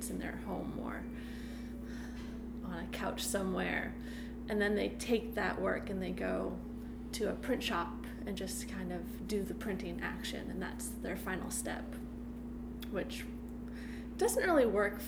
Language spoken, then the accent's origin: English; Massachusetts, United States; moved away as an adult; now in Baltimore, United States; I'm from Massachusetts. I moved down here to go to MICA